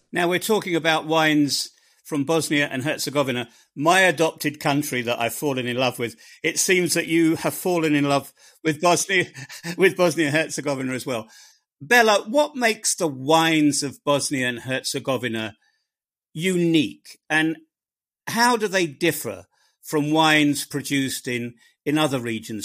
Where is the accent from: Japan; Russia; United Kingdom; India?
United Kingdom; England; I'm an Englishman